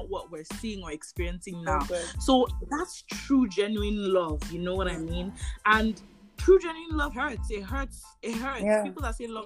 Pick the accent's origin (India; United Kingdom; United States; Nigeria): Nigeria; as a Nigerian